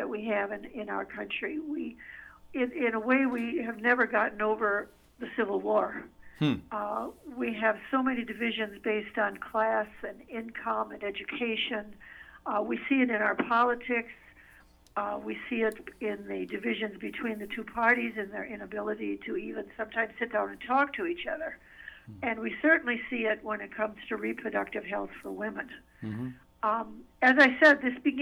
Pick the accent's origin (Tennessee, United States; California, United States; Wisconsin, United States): Wisconsin, United States; now in Minnesota, United States; both back home in Wisconsin. I'm originally from Wisconsin